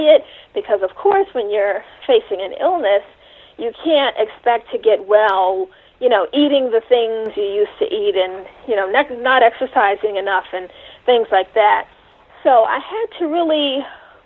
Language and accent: English; New York City, New York, United States; I did grow up in New York City in the Bronx